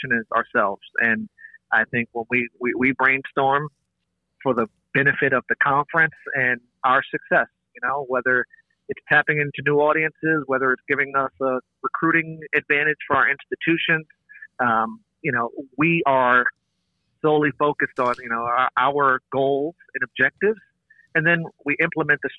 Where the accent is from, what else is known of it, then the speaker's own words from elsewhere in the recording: New York, United States; as a New Yorker